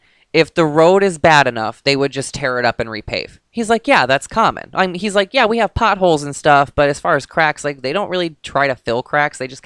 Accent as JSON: {"language": "English", "town": "Detroit", "region": "Michigan", "country": "United States", "said": "I'm from Detroit."}